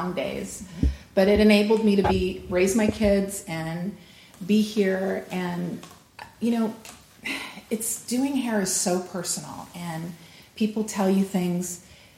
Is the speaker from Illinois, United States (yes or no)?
no; Los Angeles, California, United States; also born or lived in Pasadena; I am a native Californian, minus the blonde hair and blue eyes. I was actually born right here in Pasadena, but I grew up in Los Angeles